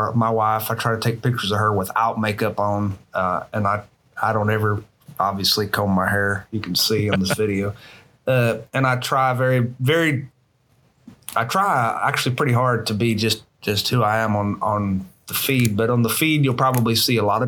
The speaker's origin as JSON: {"language": "English", "region": "panhandle of Florida", "country": "United States", "tie": "born or raised there", "also_born_or_lived": "Missouri"}